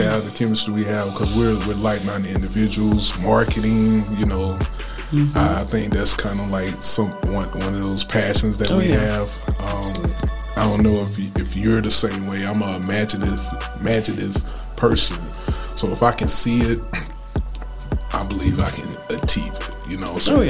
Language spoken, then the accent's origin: English; Anderson, South Carolina, United States; I'm from Anderson